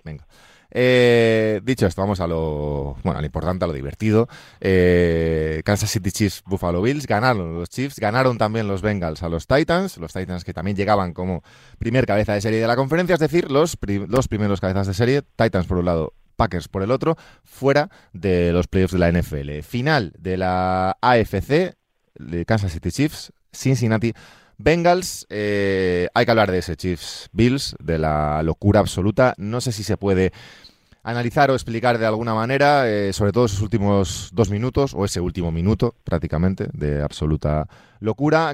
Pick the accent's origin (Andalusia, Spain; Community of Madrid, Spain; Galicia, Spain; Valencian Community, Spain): Galicia, Spain; es mi tierra, Galicia